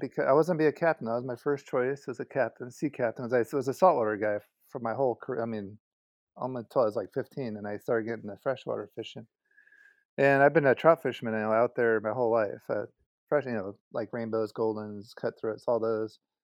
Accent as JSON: {"language": "English", "region": "Southern California", "country": "United States", "tie": "born or raised there", "moved": "as an adult", "said": "I was born in California, Southern California, and so I grew up on the West Coast for about thirty years"}